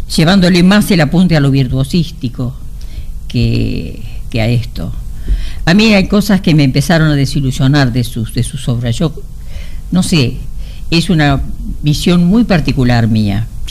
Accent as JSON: {"language": "Spanish", "country": "Argentina", "tie": "born or raised there", "said": "en mi pueblo, que yo vivía ahí hasta los 20 años"}